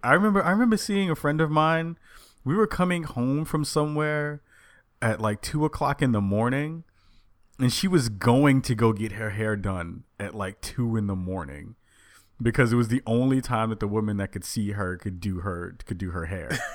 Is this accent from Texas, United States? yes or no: no; New York, United States; moved away as an adult; now in Portland, United States; I'm from New York